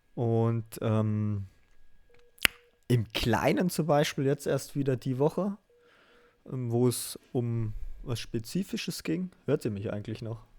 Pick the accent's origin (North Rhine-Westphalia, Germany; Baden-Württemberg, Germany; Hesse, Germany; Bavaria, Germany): Hesse, Germany; southern; ich komm aus, aus Hesse, in Südhesse